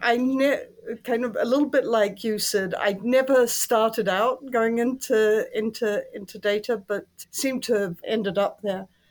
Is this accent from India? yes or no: no; New Zealand; moved away; Statistics New Zealand, which is my home country